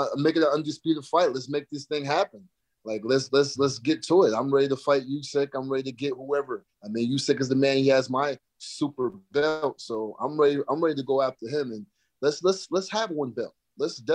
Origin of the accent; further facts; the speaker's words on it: Albany, New York, United States; moved away as an adult; also born or lived in South Florida / Marquette, Michigan; I'm from Albany, New York, but I've been in South Florida for the past 10 years